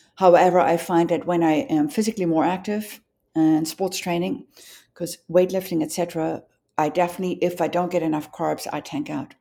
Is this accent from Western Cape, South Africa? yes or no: no; Johannesburg, Gauteng, South Africa; moved away; growing up in Johannesburg